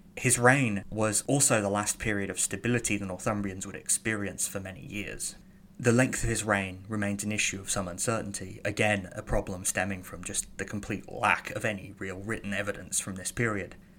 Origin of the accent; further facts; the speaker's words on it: Birmingham, West Midlands, United Kingdom; I'm from Birmingham, I'm from Mercia